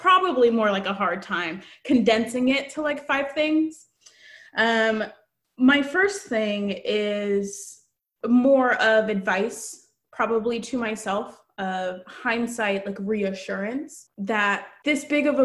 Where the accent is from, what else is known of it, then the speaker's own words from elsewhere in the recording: Katy, Texas, United States; moved away as an adult; now in Portland, United States; I'm from Katy, Texas.